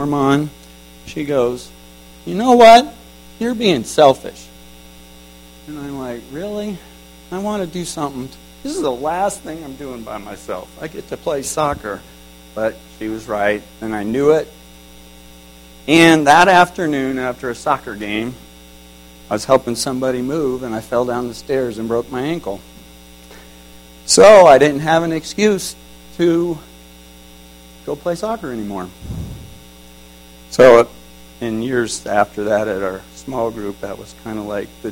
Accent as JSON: {"language": "English", "region": "Indiana", "country": "United States", "tie": "born or raised there", "said": "I grew up in Indiana in a loving home"}